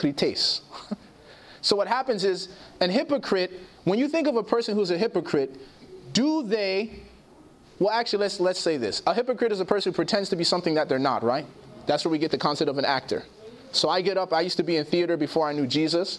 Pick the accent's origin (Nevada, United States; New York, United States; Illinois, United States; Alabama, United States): Illinois, United States; Chicago; I grew up in Chicago